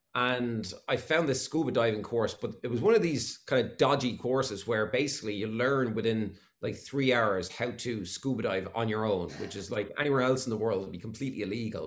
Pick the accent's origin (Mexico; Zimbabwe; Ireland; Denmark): Ireland; Waterford, Munster; moved away; I'm from Williamstown and Waterford, and we had probably just what you call a, a, a, normal upbringing